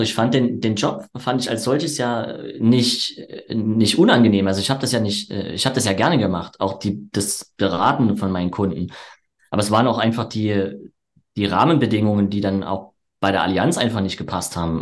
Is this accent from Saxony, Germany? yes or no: yes; Erzgebirge, Saxony, Germany; moved away as an adult; now in Leipzig, Germany; die Außendienstausbildung war dann im Erzgebirge, wo ich herkomme